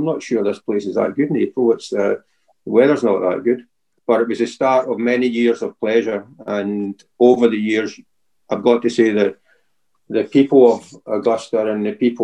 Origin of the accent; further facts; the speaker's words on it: outside Glasgow, Scotland, United Kingdom; as a kid growing up outside Glasgow